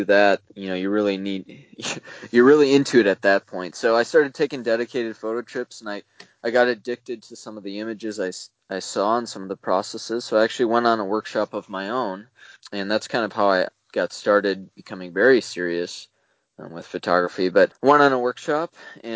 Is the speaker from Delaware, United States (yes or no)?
no; Wisconsin, United States; I'm from Wisconsin, and that's still home for me